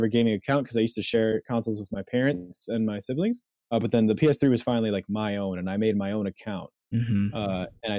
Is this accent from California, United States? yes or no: no; Chicago, Illinois, United States; I'm from Chicago. So right now I'm just home due to the pandemic